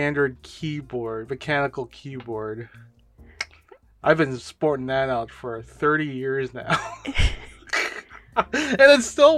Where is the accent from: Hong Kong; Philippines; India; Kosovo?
Philippines; I'm brown, I'm Filipino